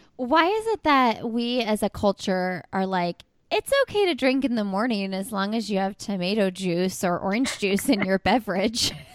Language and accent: English; Indiana, United States; because I'm from Indiana